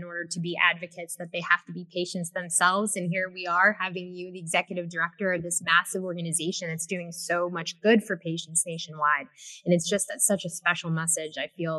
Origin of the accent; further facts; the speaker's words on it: Pennsylvania, United States; I'm from Pennsylvania